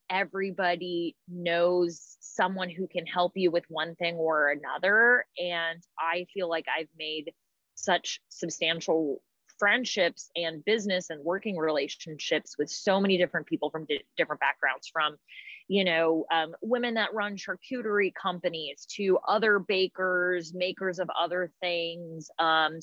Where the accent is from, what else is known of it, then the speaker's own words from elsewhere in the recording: Raleigh, North Carolina, United States; I'm from Raleigh